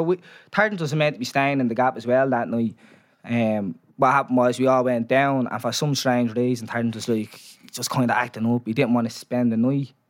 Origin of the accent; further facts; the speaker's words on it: Dublin, Leinster, Ireland; I'm from Dorset Street Flats.